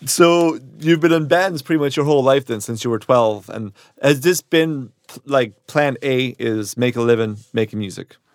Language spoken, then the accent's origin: English; Ireland; moved away; also born or lived in New York / London / Edinburgh; So, I grew up in Ireland, and I moved to New York, and I've, I've lived in a lot of places, London, I've lived in Sco-, in Edinburgh and Scotland